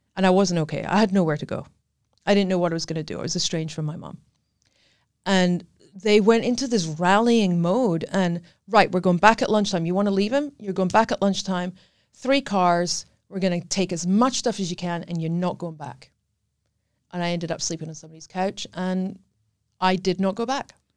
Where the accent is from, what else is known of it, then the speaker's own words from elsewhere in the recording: Scotland, United Kingdom; accent: Scottish; moved away as an adult; I am Scottish. That's what the accent is.